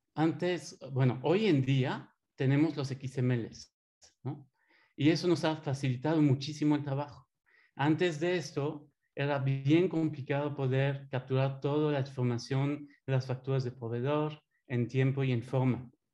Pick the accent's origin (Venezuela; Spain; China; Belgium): Belgium; accent: French; Spanish is a second language; moved away as an adult; now in Mexico; tengo 20 años eh, aquí en México. Escuchando un poco mi acento francés. Eh, soy de Bélgica